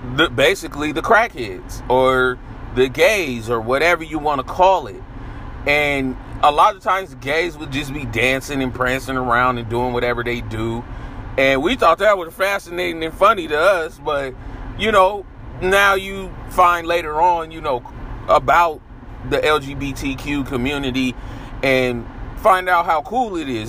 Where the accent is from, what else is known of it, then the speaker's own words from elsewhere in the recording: San Francisco, California, United States; growing up in San Francisco and also growing up in Sunnydale Projects.